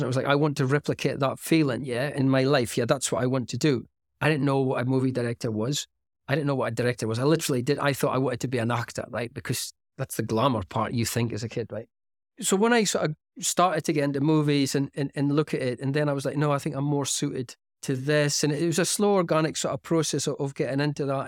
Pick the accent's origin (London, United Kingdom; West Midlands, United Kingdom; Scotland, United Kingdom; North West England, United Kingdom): Scotland, United Kingdom; Aberdeen; moved away; Aberdeen, which is my hometown